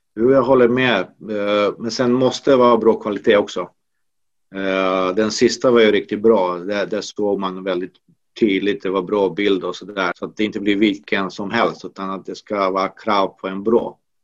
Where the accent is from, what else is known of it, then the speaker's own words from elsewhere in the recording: Banja Luka, Republika Srpska, Bosnia & Herzegovina; now in Sweden; Det finns en i Banja Luka, i min hemstad